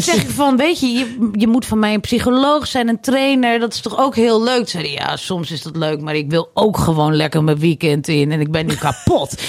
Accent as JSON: {"language": "Dutch", "country": "Netherlands", "said": "Ik ben gewoon een Hollandse vrouw"}